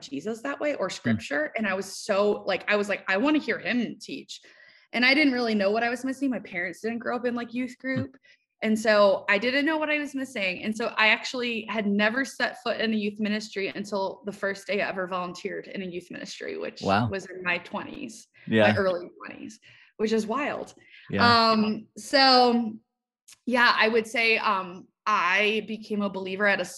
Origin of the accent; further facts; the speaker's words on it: Cleveland, Ohio, United States; moved away as an adult; also born or lived in Maryland; I grew up in Cleveland, Ohio, moved to Maryland